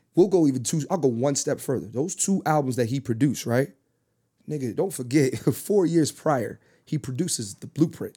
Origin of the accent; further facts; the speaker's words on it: Philadelphia, Pennsylvania, United States; I'm born and raised in Philly